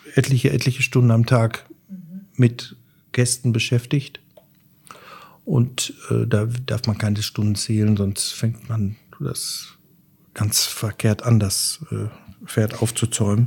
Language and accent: German; Schmallenberg, North Rhine-Westphalia, Germany; moved away as an adult; now in Dortmund, Germany; Ich komme aus dem Sauerland, äh, bin dort im Wald groß geworden